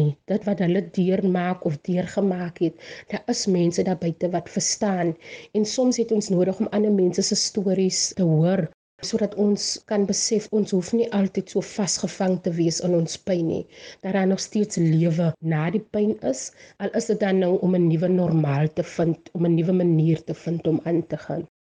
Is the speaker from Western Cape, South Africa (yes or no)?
yes; Bonnievale, Western Cape, South Africa; accent: Bonnievale brei; moved away as an adult; Ek is van Bonnievale, 'n plattelandse dorpie in die Wes-Kaap